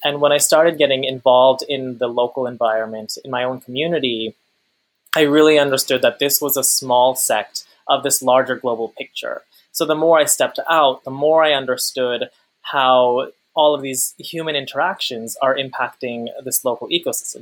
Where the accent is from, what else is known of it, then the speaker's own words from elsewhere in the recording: Long Island, New York, United States; I'm the child of immigrants from Pakistan. I'm from Long Island